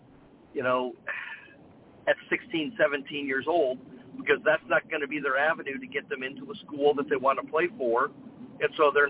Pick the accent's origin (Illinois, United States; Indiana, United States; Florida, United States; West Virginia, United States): Indiana, United States; South Bend; moved away; I'm from South Bend, Indiana, not far from Detroit, Michigan. And growing up as a kid, my father was in the auto industry